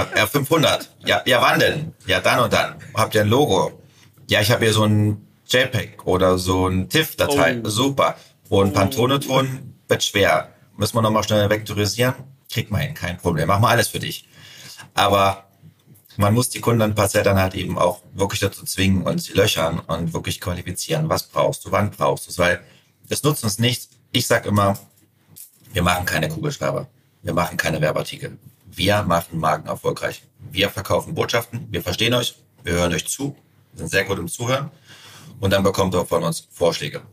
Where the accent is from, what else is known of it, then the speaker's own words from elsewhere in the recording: Suhl, Thuringia, Germany; also born or lived in Sebnitz, Saxony / St. Petersburg, Russia / Dresden; in Sebnitz geboren und dann nach zwei Jahren, äh, für drei Jahre nach St. Also nach St. Petersburg und ausgewandert. Und dann irgendwann mit meinen Eltern wieder nach Suhl.